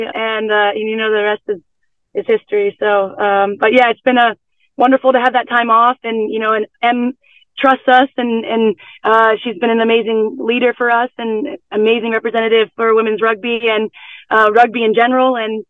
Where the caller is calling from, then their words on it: Chula Vista, California, United States; This car is parked in the backfield of the Chula Vista Elite Athlete Training Center in California.